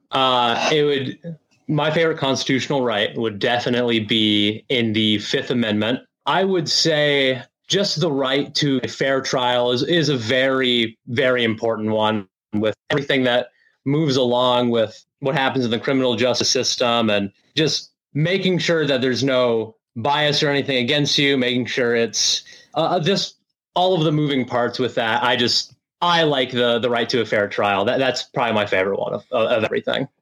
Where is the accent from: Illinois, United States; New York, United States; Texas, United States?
Illinois, United States; Lincoln; I'm Lincoln. Been here my whole life, Lincoln, Illinois